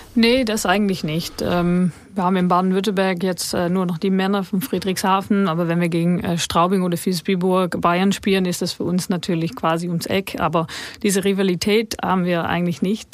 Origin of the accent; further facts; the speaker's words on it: Netherlands; moved away; Als Holländerin